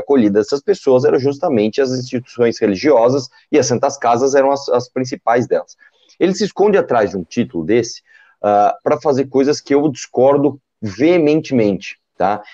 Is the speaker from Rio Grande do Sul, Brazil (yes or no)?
no; São Paulo, Brazil; nasci em São Paulo, eu cresci aqui, eu trabalhei aqui